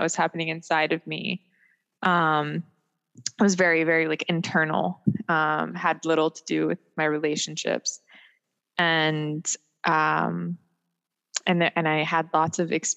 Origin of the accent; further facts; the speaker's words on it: Maryland, United States; also born or lived in Germany; I grew up in Maryland